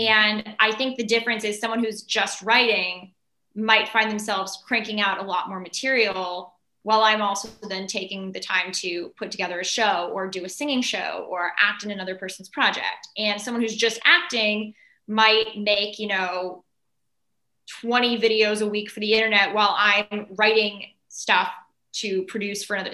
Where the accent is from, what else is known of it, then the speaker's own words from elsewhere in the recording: Los Angeles, California, United States; I was born and raised in Los Angeles